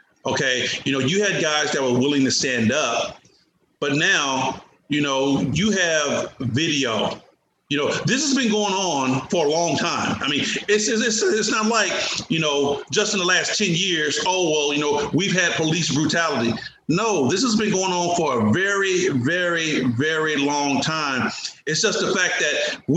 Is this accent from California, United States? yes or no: yes; Oakland, California, United States; I was a young black man growing up in East Oakland, California